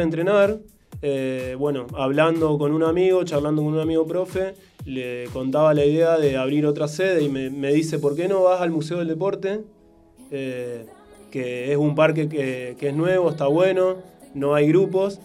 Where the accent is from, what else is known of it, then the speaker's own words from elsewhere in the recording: Rosario, Santa Fe, Argentina; yo soy de zona